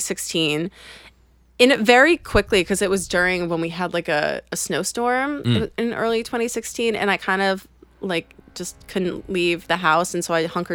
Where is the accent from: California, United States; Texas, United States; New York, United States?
New York, United States; Port Washington; I'm from Port Washington.